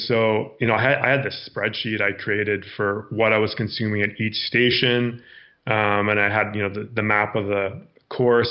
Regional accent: Victoria, British Columbia, Canada; I grew up in Victoria, BC, so lots of amazing trails and terrain to run there.

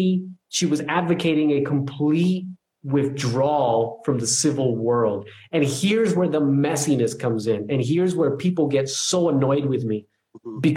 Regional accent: New Jersey, United States; I'm from New Jersey

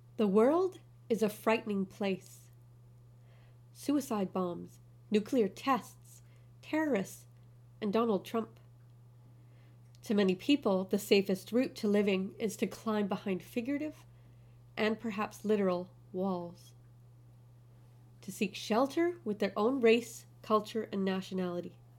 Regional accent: Canada; moved away as an adult; also born or lived in China; now in Kuwait; I'm Canadian. I'm half German. I was raised in a small town, community location on a large but slow-paced island.

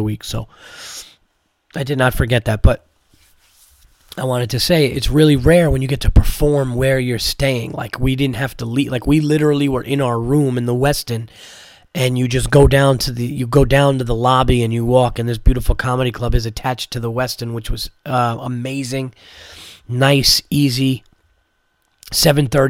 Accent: New York, United States; I'm not from Jersey, I'm from New York

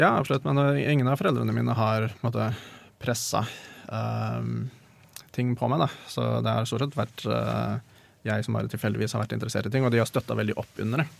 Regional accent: Norway; Jeg er norsk, så jeg har fått god utdanning

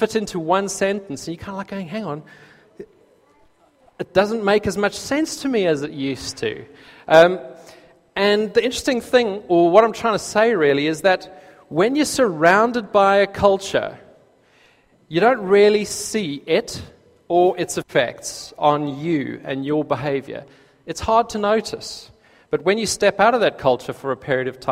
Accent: South Africa; accent: South African; moved away as an adult; now in United Kingdom; when I lived in South Africa, I didn't notice my own accent

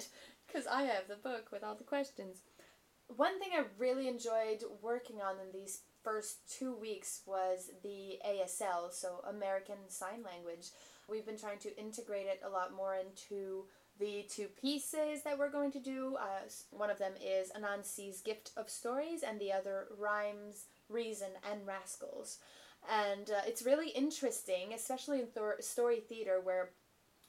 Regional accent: Quebec, Canada; moved away as an adult; now in Victoria, Canada; I am from Quebec. And so I've been living in Victoria for 3 years

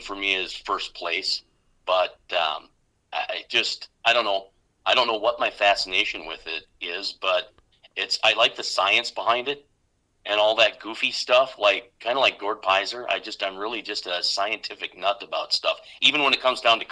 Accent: Rugby, North Dakota, United States; moved away as an adult; also born or lived in Montana; now in Brookings, United States; grew up in Rugby, North Dakota. We came from Montana, west of Billings

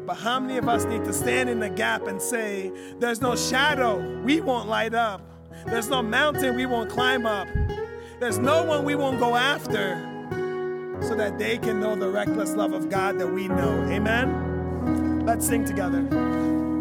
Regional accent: United States; me growing up in America

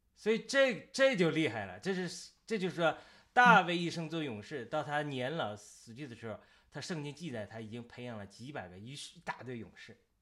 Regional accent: China; 我们中国人

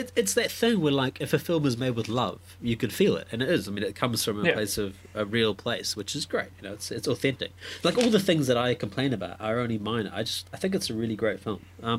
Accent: Fiji; now in New Zealand; Growing up Indian, we're from Fiji, and I guess when you're in Fiji, crabs are more readily available than they are in New Zealand.

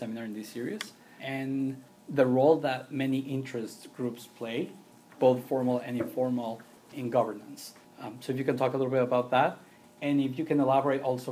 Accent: Ciudad Juarez, Chihuahua, Mexico; I'm originally from Ciudad Juarez, Mexico

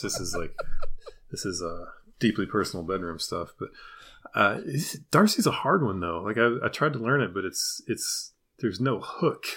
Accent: Deep South, United States; I was from the Deep South

